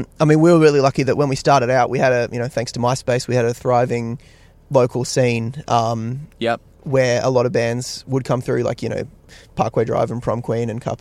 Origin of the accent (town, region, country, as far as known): Australia